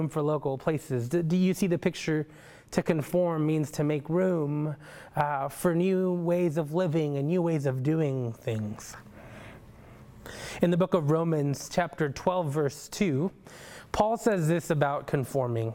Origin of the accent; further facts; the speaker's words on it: El Paso, Texas, United States; now in Oklahoma City, United States; I grew up in El Paso, Texas